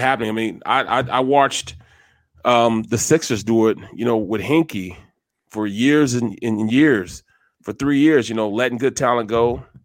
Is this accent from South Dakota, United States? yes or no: no; Manhattan, Kansas, United States; moved away; I'm from the Little Apple, Manhattan